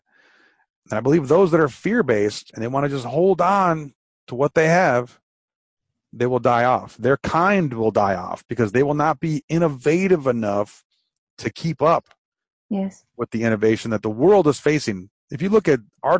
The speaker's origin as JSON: {"language": "English", "town": "Detroit", "region": "Michigan", "country": "United States", "said": "I'm from Detroit, and we had the Renaissance Center"}